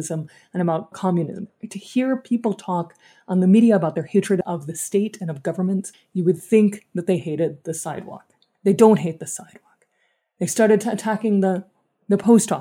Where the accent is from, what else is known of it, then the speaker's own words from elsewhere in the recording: Dallas, Texas, United States; I grew up in Dallas, Texas, where I currently live